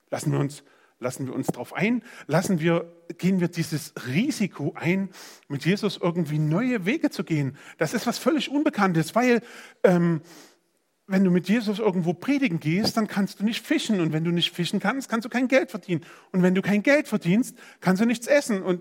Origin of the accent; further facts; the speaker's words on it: Saxony, Germany; now in Gera, Germany; In meiner Provinz Sachsen, wo ich herkomme, ähm, das war schön. Das war völlig ausreichend. Da waren Wälder und Städte und das war einfach schön.